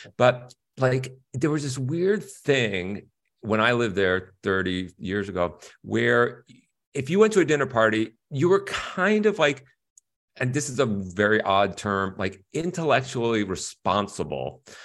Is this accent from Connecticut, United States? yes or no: yes; Stamford, Connecticut, United States; also born or lived in Bronx, New York; I grew up in Stamford, Connecticut, where it was super middle class at that time.